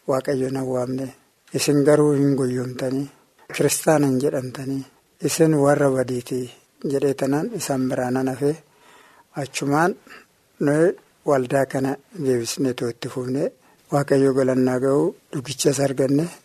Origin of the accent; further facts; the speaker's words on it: Suntaaree, Dawo woreda, Oromia, Ethiopia; Bakki dhaloota keenya akkabaabii waajjirtuu Suntaaree jedhama.